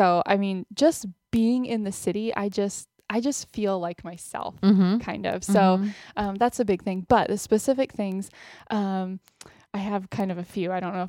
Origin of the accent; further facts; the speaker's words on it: Austin, Texas, United States; moved away; Well, my parents and my sister still live in Austin, and I have an aunt and uncle and cousins that live in Austin, but it's not, where my family is from generations back or anything, but I mean, definitely my hometown